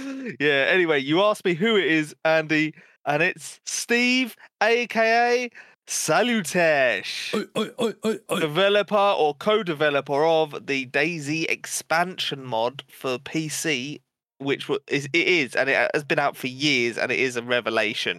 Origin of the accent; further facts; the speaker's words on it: United Kingdom; I'm British